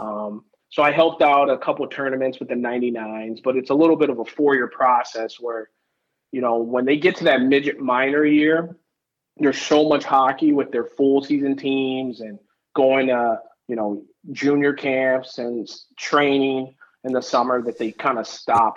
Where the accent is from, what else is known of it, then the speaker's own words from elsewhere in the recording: Detroit, Michigan, United States; I grew up in Detroit, born and raised, um, right in Detroit, the inner city, not a suburb